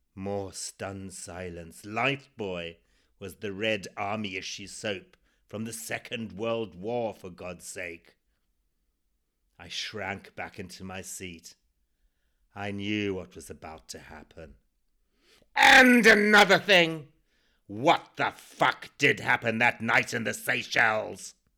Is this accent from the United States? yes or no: no; Zimbabwe; born or raised there